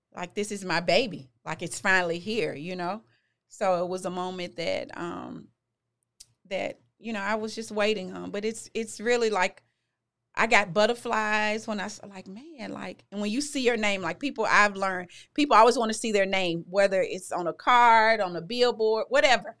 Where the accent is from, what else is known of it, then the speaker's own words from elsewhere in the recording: Memphis, Tennessee, United States; I'm originally from Memphis. I graduated from Whitehaven High